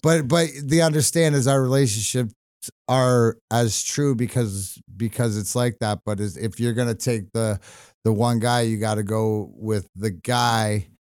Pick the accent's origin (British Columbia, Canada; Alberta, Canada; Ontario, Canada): British Columbia, Canada; Burnaby; now in Michigan, United States; I was born in Burnaby